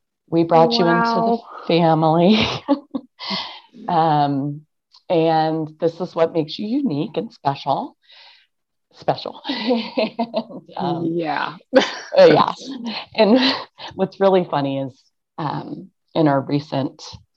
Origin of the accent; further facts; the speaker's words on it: Ohio, United States; also born or lived in Pennsylvania; I was adopted into a family in Ohio, but we were right across the border from Pennsylvania